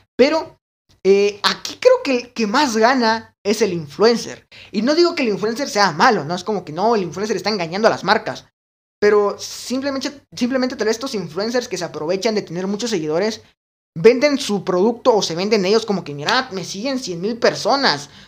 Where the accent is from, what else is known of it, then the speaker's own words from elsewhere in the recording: Guatemala; en mi país, Guatemala